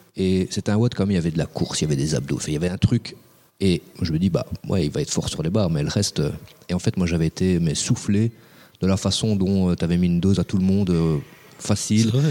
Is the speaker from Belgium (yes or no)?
yes; Belgium; chez nous en Belgique